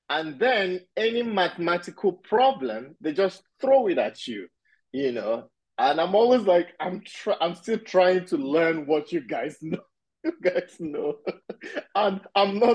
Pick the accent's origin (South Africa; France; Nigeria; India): Nigeria; also born or lived in Pittsburgh, United States; now in United States; I'm Nigerian originally. And when I moved to the US, that was the city I landed in. And I stayed there for 14 years